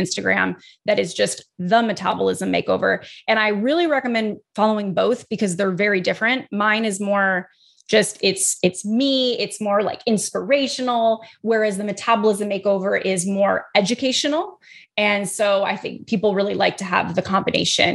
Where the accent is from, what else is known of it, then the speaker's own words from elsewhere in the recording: Midwest, United States; I'm from the Midwest.